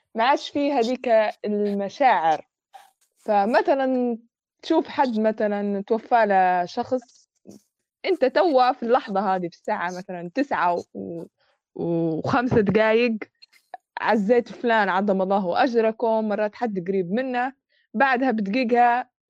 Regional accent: Libya; ولو إحنا ليبية

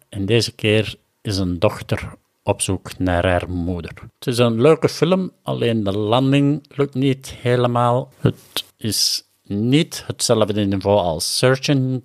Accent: Herentals, Flanders, Belgium; accent: Kempen; also born or lived in Machala, Ecuador; ben ik nu in Herentals in de Kempen, zoals je ongetwijfeld al wel aan mijn accent gehoord had.

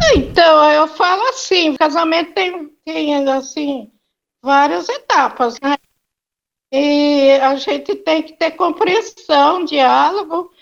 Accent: Socorro, São Paulo, Brazil; now in São Paulo, Brazil; Nós nascemos os dois em Socorro

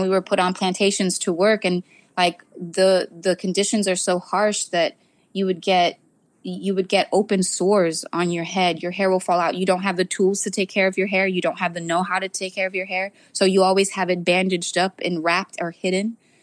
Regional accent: South Florida, United States; I grew up in South Florida

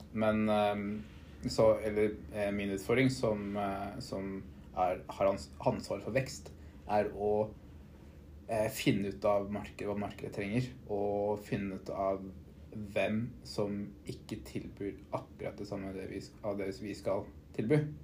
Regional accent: Eidsvoll, Akershus, Norway; now in Oslo, Norway; bor i Oslo, er fra Eidsvoll.

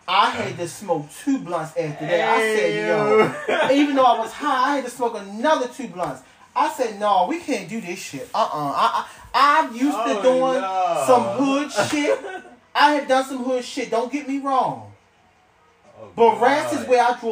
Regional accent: Maryland, United States; I'm from Maryland where the rats will ride the platform, not the fucking train

